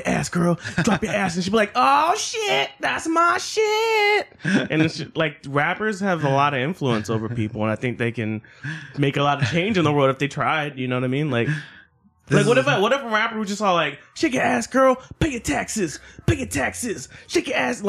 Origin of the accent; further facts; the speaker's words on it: United States; I'm from America